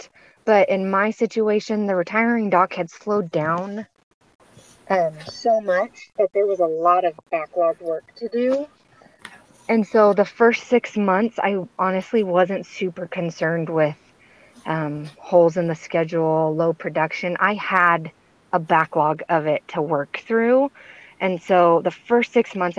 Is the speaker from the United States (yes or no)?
yes; Arizona, United States; also born or lived in Oregon; I'm from Arizona, went to school in Oregon.